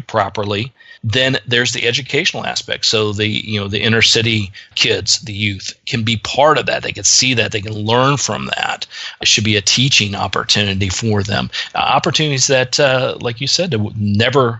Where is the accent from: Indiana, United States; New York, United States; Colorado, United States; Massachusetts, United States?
Indiana, United States; Richmond; moved away; my hometown, which is Richmond, Indiana